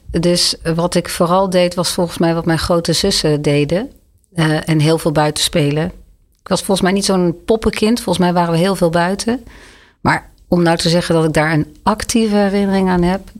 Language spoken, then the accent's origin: Dutch; Leiden, South Holland, Netherlands; moved away as an adult; also born or lived in Oegstgeest; now in Amsterdam, Netherlands; In Leiden.